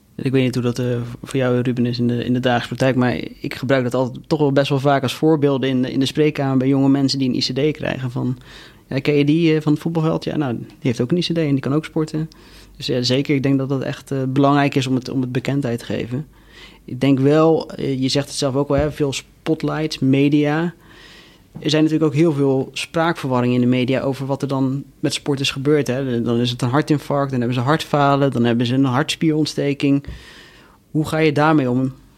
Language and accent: Dutch; Rotterdam, South Holland, Netherlands; als Rotterdammer